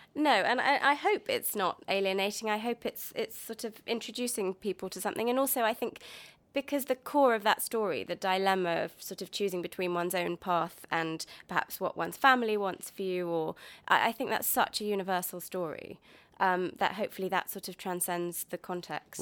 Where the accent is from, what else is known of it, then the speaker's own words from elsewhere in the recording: London, United Kingdom; I grew up in Golders Green